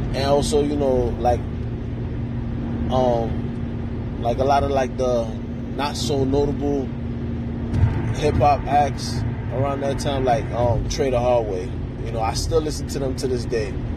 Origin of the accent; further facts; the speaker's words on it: New York, United States; also born or lived in Queens / North Miami; now in Miami, United States; I'm from New York